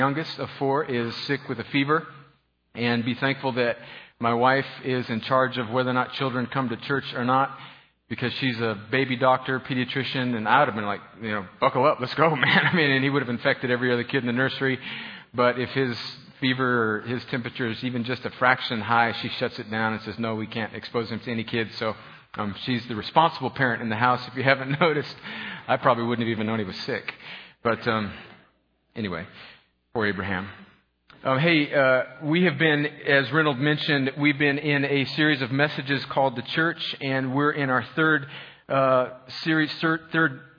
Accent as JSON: {"language": "English", "region": "Southern California", "country": "United States", "tie": "born or raised there", "moved": "yes", "said": "I grew up in northern Mexico, also known as Southern California"}